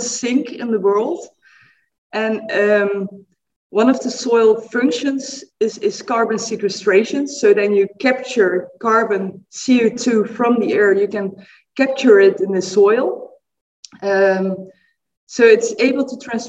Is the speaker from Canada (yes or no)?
no; Netherlands; I'm coming from the Netherlands in Europe.